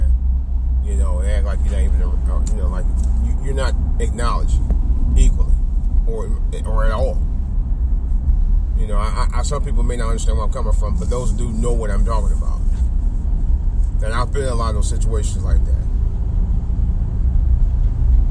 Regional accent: United States; it's always a stigma attached to us as Black American males

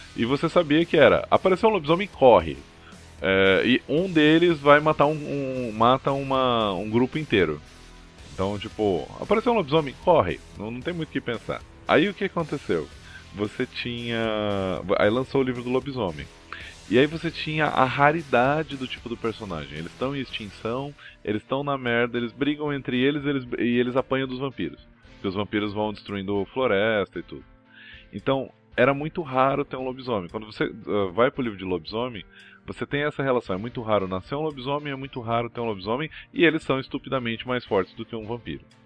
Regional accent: Brazil; a gente é do Capão ali

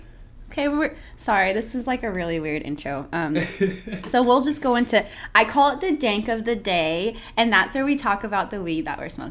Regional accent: Tracy, California, United States; because I lived in Tracy since I was born

